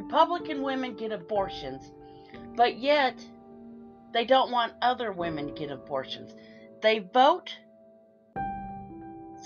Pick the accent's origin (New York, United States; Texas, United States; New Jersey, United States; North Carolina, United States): Texas, United States; I grew up in the Texas foster care system